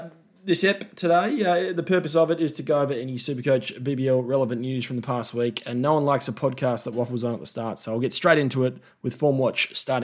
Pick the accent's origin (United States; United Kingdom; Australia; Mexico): Australia; as an Australian